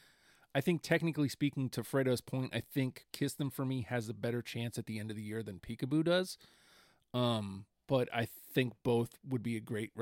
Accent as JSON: {"language": "English", "country": "Canada", "said": "I'm Canadian, eh?"}